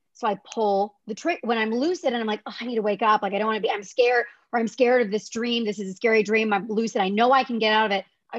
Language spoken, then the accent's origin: English; Omaha, Nebraska, United States; moved away; my hometown in Omaha